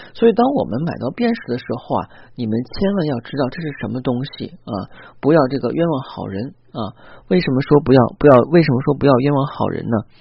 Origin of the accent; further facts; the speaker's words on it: China; 我们中国人